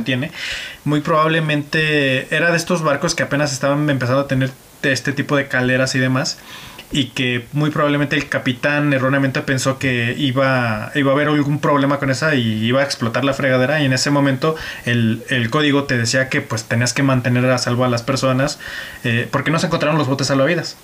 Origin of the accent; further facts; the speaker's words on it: Aguascalientes, Mexico; nosotros como mexicanos, este, eh, habitantes de Aguascalientes